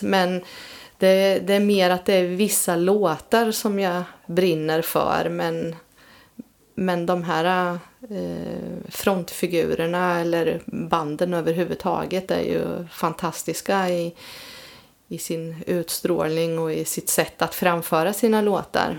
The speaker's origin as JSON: {"language": "Swedish", "area": "between Vadstena and Motala", "region": "Östergötland", "country": "Sweden", "tie": "born or raised there", "lives_now": "Linköping, Sweden", "said": "växte upp då mellan Vadstena och Motala"}